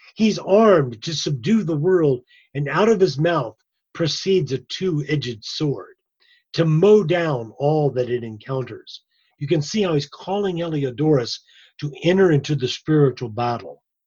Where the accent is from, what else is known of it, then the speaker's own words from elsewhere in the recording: Ireland; I'm I'm Irish